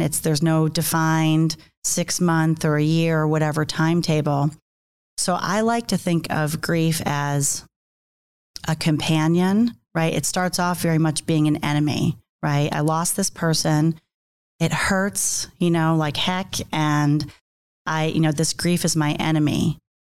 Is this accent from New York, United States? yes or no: yes; New York, United States; I'm from New York, so I talk with my hands